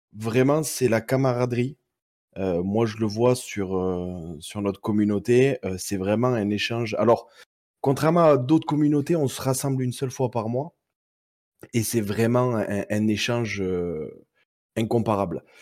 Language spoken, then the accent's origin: French; Perpignan, Occitania, France; sur Perpignan. Donc, bien, bien, bien en bas de la France. Après, ça doit s'entendre à mon accent